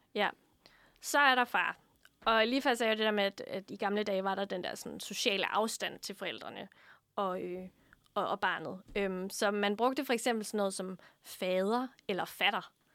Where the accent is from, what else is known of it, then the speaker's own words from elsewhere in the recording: Funen, Southern Denmark, Denmark; Jeg er fra Fyn